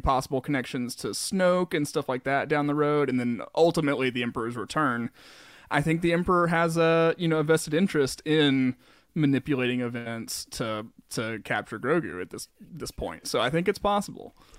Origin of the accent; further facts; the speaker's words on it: the South, United States; growing up in the South my whole life